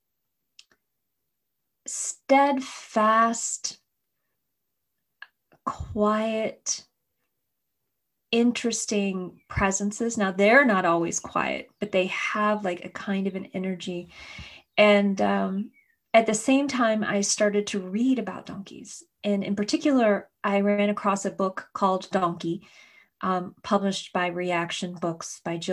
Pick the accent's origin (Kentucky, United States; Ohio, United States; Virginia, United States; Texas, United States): Kentucky, United States; my childhood growing up in Kentucky